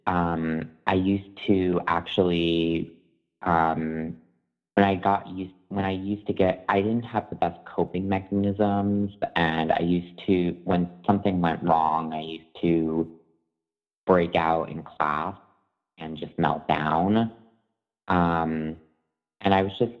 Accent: Long Island, New York, United States; I grew up in Long Island, New York

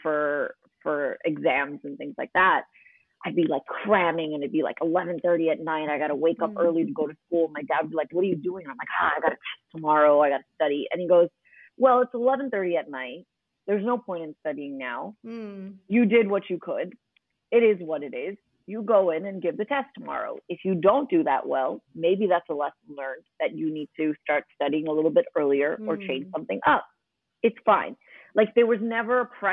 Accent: New York City, New York, United States; accent: American; moved away as an adult; now in Dubai, United Arab Emirates; I grew up in Queens

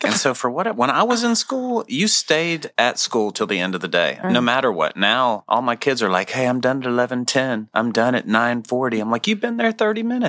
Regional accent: Maine, United States; I grew up in Maine.

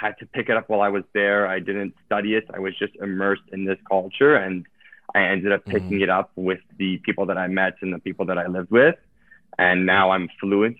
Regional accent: Toronto, Ontario, Canada; also born or lived in Italy; born and raised in Toronto.

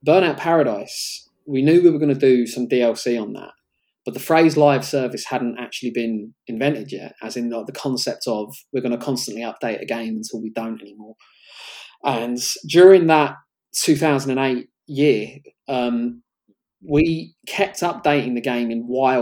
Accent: London, United Kingdom; Cricklewood was my hometown in Northwest London

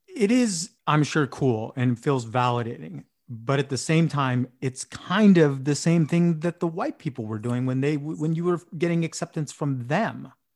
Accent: San Diego, California, United States; moved away as an adult; also born or lived in Vietnam / Escondido; I went to Boise State and I grew up in San Diego

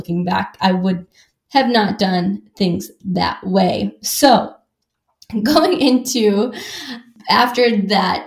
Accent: Wisconsin, United States; I grew up in Wisconsin

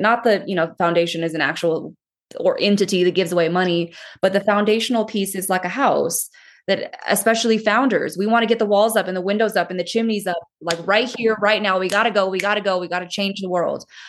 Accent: California, United States; moved away as an adult; now in Colorado Springs, United States; I'm from California

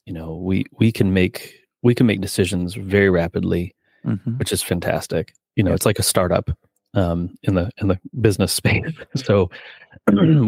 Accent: Kansas City, United States; moved away as an adult; also born or lived in Connecticut; now in Western New York, United States; I'm from Kansas City originally, wow. Born and raised

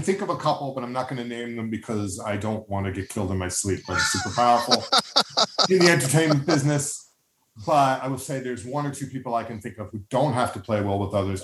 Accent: New York, United States; as a New Yorker

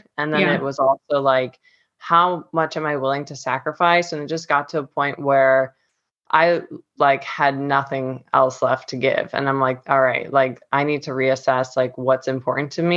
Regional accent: Cleveland, Ohio, United States; moved away as an adult; now in Florida, United States; I'm originally from Cleveland, Ohio, but I've been living in Florida for the last 4 years

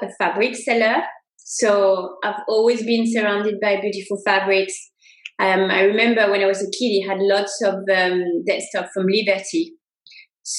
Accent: Saintes, Nouvelle-Aquitaine, France; moved away as an adult; also born or lived in Sri Lanka / Mexico; grew up in France. I was born in France in a little town called Saintes. So it's on the southwest coast near the ocean. It's near Bordeaux.

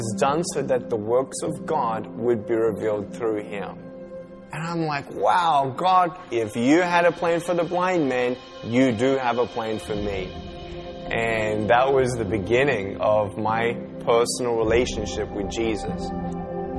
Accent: Melbourne, Victoria, Australia; I was born in Melbourne, Australia, 1982

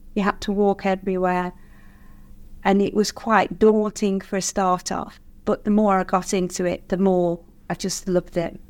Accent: Nosa, West Midlands, United Kingdom; I've born and bred in Nosa, lived in Nosa all my life

